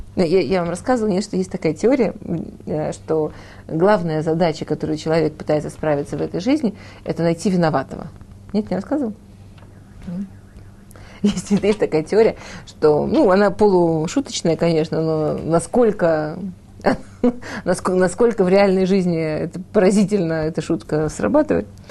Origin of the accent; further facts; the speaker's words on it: Moscow, Russia; now in Israel; я училась в художественной школе в Москве